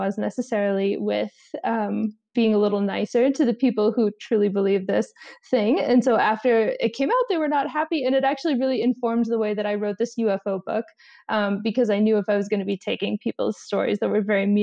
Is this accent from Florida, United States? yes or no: yes; Florida, United States; I come from Florida